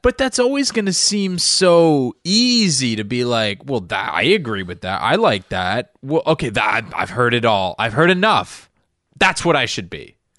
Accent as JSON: {"language": "English", "region": "Florida", "country": "United States", "tie": "born or raised there", "said": "I grew up in the South"}